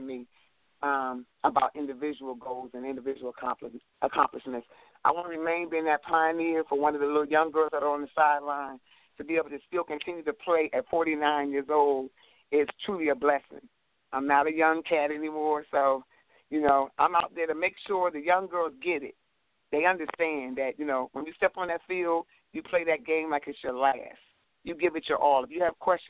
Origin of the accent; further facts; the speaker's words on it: Baltimore, Maryland, United States; I'm from Baltimore. I live in Baltimore, work in Baltimore